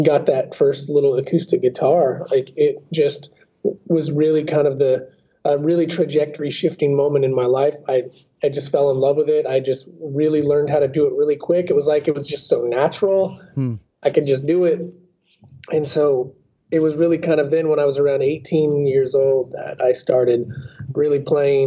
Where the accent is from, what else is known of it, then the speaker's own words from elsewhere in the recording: Southern Oregon, United States; I am a Southern Oregon native, born and raised in Oregon in the Pacific Northwest